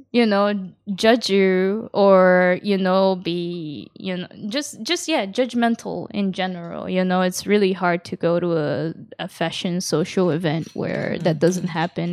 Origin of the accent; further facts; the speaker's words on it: Yokohama, Kanagawa, Japan; also born or lived in Kawasaki; I was raised in Japan and, uh, I actually had a hard time in a Japanese public school here, like, 'cause, uh, it was a school in Yokohama